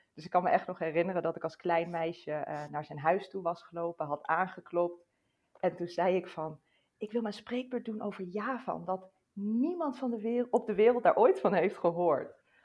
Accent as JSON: {"language": "Dutch", "country": "Netherlands", "said": "ons als Nederlanders"}